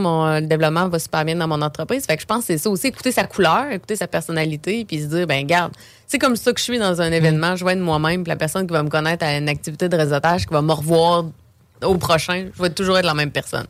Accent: Beauce, Quebec, Canada; moved away as an adult; now in Quebec City, Canada; je viens de la Beauce

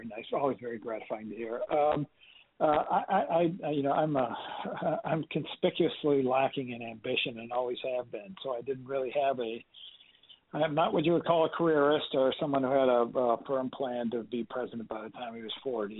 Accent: Iowa, United States; moved away as an adult; I grew up in Iowa, and it's rather colder in the wintertime

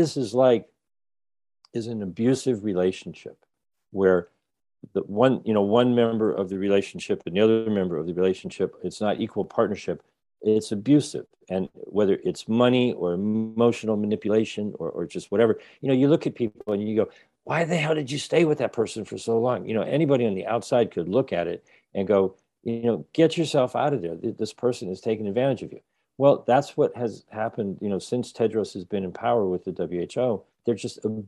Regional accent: Rhode Island, United States; I'm from Rhode Island.

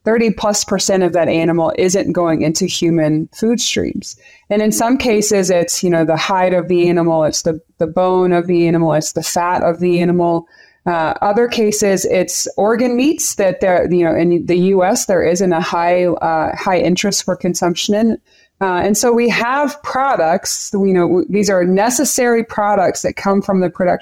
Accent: Central Texas, United States; moved away as an adult; now in Colorado, United States; I grew up in Central Texas

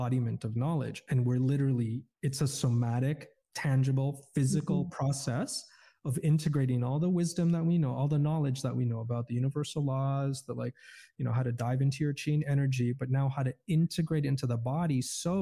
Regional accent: Canada; I grew up in Canada as a Muslim, Roman Catholic, Iraqi, Filipino, in a Caucasian, Polish, Eastern European community.

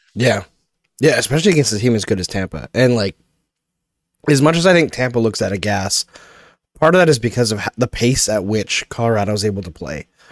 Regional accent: Canada; growing up outside of Quebec

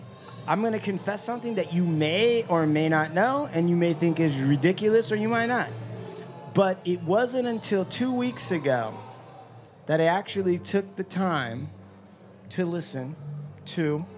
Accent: Washington, United States; moved away; I grew up in Washington.

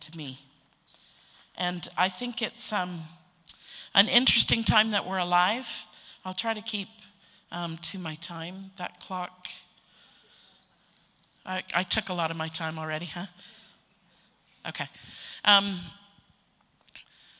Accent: Canada; being a Canadian myself

